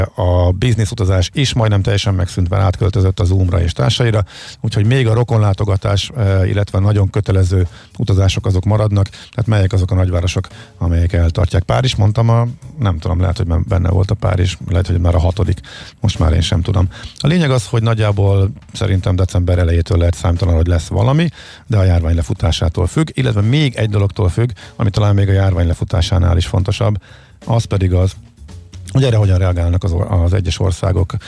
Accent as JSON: {"language": "Hungarian", "country": "Hungary"}